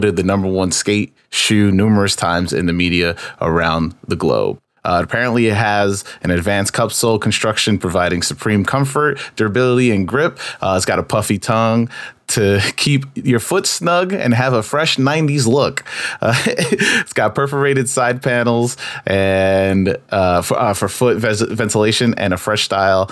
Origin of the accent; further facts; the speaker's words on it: New York City, New York, United States; I grew up in Queens, New York